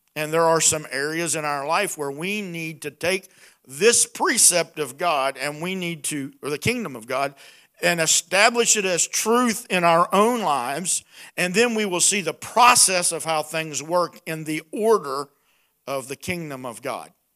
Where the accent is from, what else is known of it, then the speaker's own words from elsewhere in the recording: Appalachia, United States; accent: hillbilly; my hillbilly accent